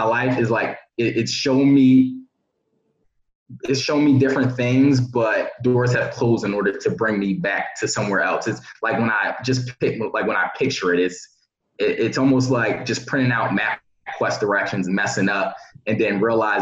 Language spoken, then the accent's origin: English; Philadelphia, Pennsylvania, United States; growing up in Philadelphia